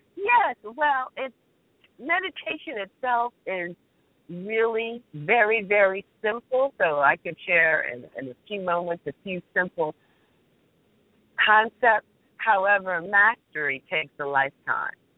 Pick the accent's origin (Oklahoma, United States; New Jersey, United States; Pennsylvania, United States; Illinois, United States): New Jersey, United States; I'm from Central Jersey